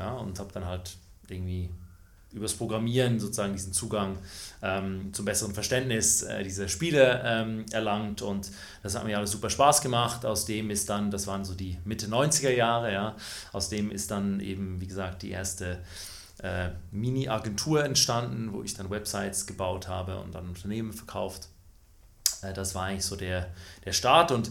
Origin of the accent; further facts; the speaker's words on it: Switzerland; Ich bin in der Schweiz äh, groß geworden, ähm, das hört man auch.